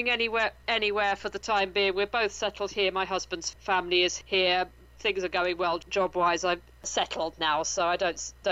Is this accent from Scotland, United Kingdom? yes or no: no; Bury St Edmunds, East of England, United Kingdom; No, uh, I'm from Bury St Edmunds in the east of England. I'm about four, it's about 40 miles from Cambridge.